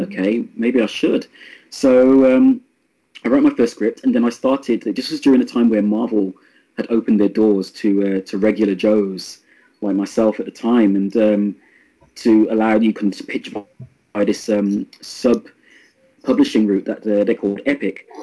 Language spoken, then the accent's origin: English; Birmingham, West Midlands, United Kingdom; Birmingham, which is my hometown.